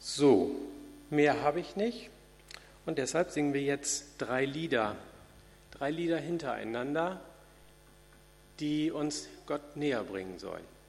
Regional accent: Hanoverian regional church, Lower Saxony, Germany; in meiner Landeskirche, wo ich groß geworden bin, in der hannoverischen

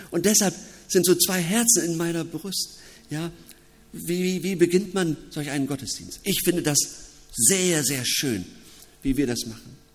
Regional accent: Wilhelmshaven, Lower Saxony, Germany; Ich bin in der Gemeinschaft in Wilhelmshaven aufgewachsen und auch in der Oldenburgischen Landeskirche, eine evangelisch-lutherische Kirche.

